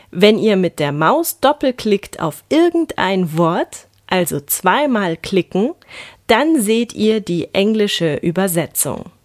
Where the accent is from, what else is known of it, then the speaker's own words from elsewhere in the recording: Germany; Im Alltag merkt man das als Deutscher so.